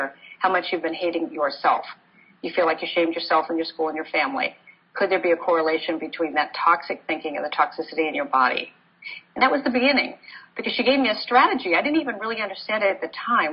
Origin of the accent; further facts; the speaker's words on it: Portland, Oregon, United States; I grew up in Portland, Oregon